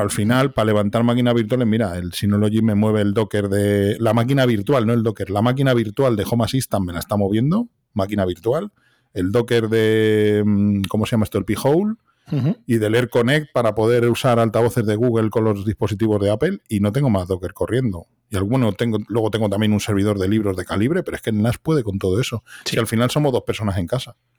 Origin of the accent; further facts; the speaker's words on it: Madrid, Community of Madrid, Spain; soy de Vallecas, un barrio de Madrid